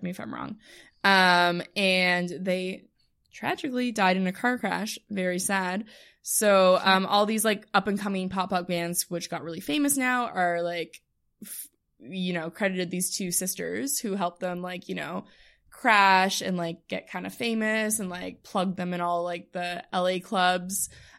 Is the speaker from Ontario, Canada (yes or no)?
yes; Ottawa, Ontario, Canada